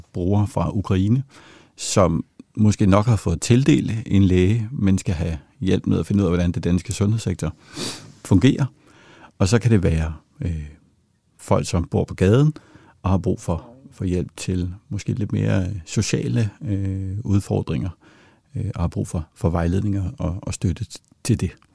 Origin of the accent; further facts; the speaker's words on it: Denmark; vi tager for givet som danskere